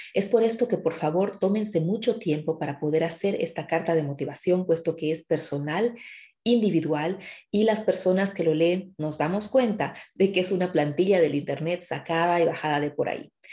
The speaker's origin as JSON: {"language": "Spanish", "country": "Bolivia", "moved": "yes", "lives_now": "Germany", "said": "vengo de Bolivia"}